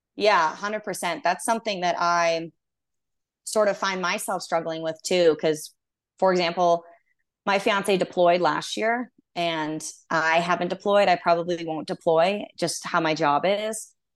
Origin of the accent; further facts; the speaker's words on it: Texas, United States; moved away; I'm originally from Texas